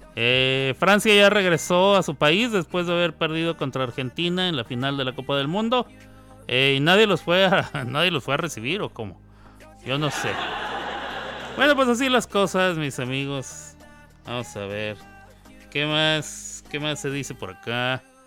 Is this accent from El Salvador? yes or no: no; Mexico; also born or lived in New York, United States; now in Oklahoma, United States